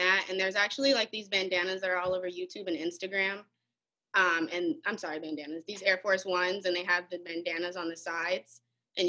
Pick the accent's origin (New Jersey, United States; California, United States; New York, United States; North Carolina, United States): California, United States; Inglewood; now in Phoenix, United States; I'm originally from Inglewood, California.